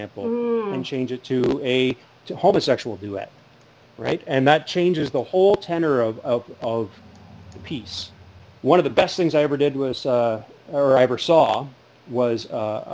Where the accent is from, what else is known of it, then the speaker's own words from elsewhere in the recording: Burlington, Ontario, Canada; now in Sarnia, Canada; When I grew up in Burlington, the only little theater that I knew of was the Burlington Little Theater